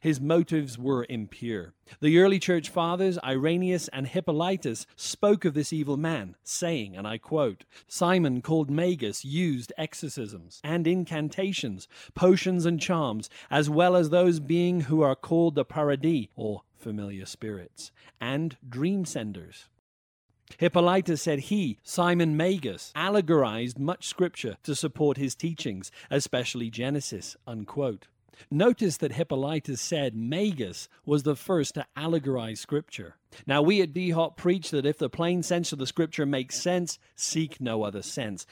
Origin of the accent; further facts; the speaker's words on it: Wales, United Kingdom; I was raised in the Anglican Church of Wales